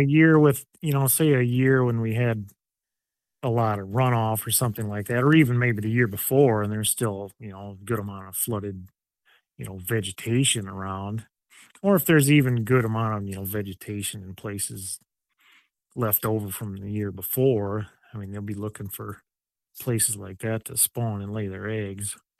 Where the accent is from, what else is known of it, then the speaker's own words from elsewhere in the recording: Mason City, Iowa, United States; I grew up on a farm in, like, north central Iowa by kinda Mason City area